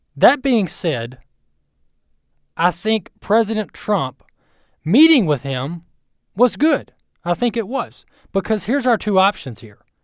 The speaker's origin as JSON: {"language": "English", "country": "United States", "said": "as an American citizen"}